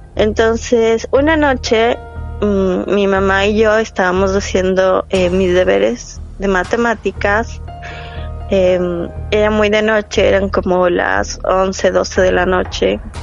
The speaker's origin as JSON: {"language": "Spanish", "town": "Quito", "region": "Pichincha", "country": "Ecuador", "tie": "born or raised there", "also_born_or_lived": "Rotterdam, Netherlands", "moved": "as an adult", "lives_now": "Netherlands", "said": "nací en Ecuador y viví toda mi vida ahí hasta los 29 años"}